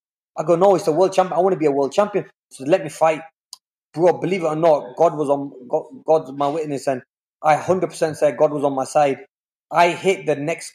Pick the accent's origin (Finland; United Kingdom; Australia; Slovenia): United Kingdom; England; I'm from England